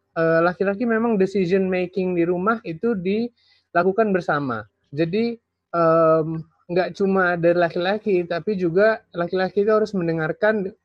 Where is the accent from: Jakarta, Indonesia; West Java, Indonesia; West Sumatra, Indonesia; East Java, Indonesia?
West Sumatra, Indonesia; Saya ambil contoh, misalnya dalam uh, budaya Minang ya, karena kebetulan saya dari